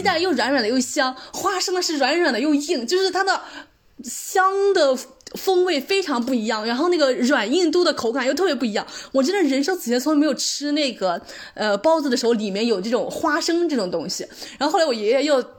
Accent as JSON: {"language": "Chinese", "region": "Anhui", "country": "China", "tie": "born or raised there", "moved": "yes", "lives_now": "Netherlands", "said": "我们家乡的美食，这也是个主食， 安徽牛肉拌面"}